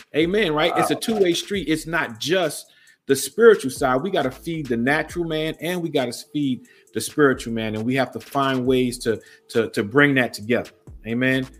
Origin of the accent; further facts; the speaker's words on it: New York City, New York, United States; now in Fredericksburg area, Virginia, United States; born and raised in Brooklyn, New York